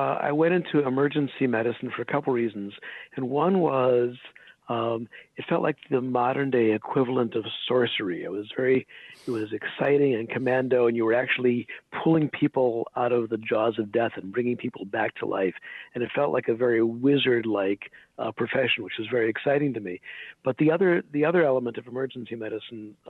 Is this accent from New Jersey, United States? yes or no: no; Des Plaines, Illinois, United States; also born or lived in Hyde Park, Chicago; my parents brought me up in Hyde Park on the south side for my early childhood, and then we moved to Des Plaines when I was 7 or something